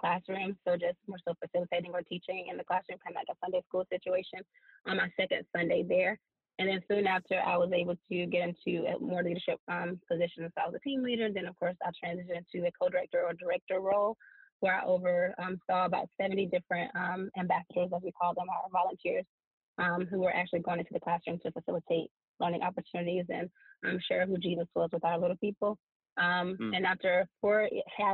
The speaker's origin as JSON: {"language": "English", "town": "Atlanta", "region": "Georgia", "country": "United States", "tie": "born or raised there", "also_born_or_lived": "Wooster, Ohio", "said": "I grew up, born and raised in Atlanta, East Atlanta"}